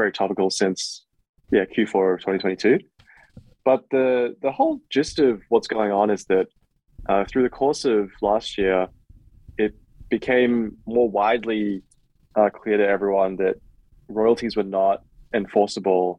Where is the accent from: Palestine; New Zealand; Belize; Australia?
Australia; now in United States; I'm Australian